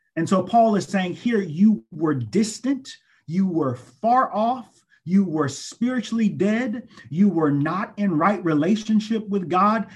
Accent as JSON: {"language": "English", "town": "Greenville", "region": "South Carolina", "country": "United States", "tie": "born or raised there", "said": "I'm originally from Greenville, South Carolina, and I went to the wonderful, excellent Greenville Senior High School"}